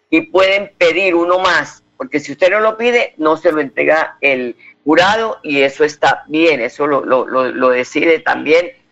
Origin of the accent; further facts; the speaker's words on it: Colombia; Pero usted tiene que acercarse a las urnas como buen colombiano para sostener la democracia, porque somos nosotros los que sostenemos la democracia